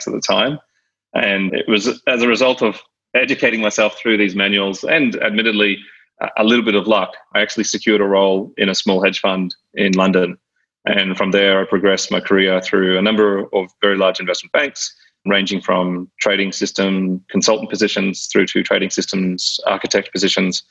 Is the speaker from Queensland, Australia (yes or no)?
yes; Brisbane, Queensland, Australia; moved away as an adult; also born or lived in Sydney; I was born and raised in Brisbane, Australia.